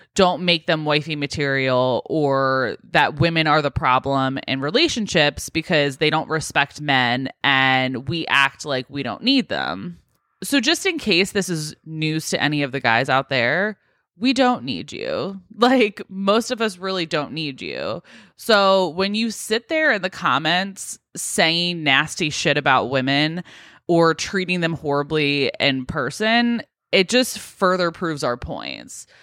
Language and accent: English; United States; being American